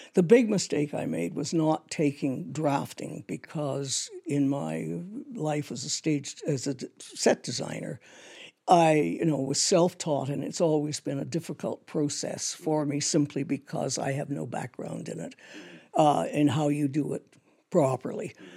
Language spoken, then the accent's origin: English; Toronto, Ontario, Canada; I grew up in Toronto